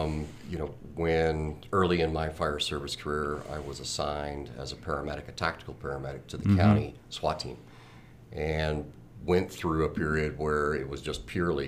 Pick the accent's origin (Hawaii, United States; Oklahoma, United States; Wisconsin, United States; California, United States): Oklahoma, United States; now in Arizona, United States; but I was raised all over the country, primarily Oklahoma, I claim is my home, despite the fact that I've been here in Arizona for a lot longer than I was in Oklahoma.